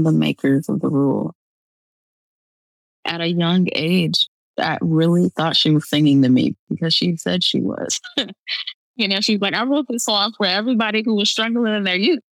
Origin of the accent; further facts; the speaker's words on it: Midwest, United States; now in Rochester, United States; I was 12. I'm from the Midwest